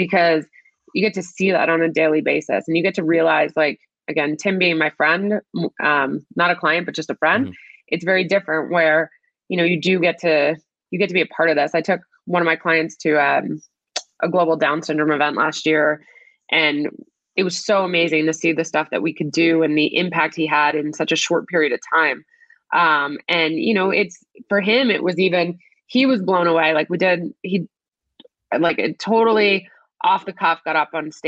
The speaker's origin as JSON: {"language": "English", "region": "New Jersey", "country": "United States", "tie": "born or raised there", "said": "growing up in New Jersey, going to a school where soccer was a big deal"}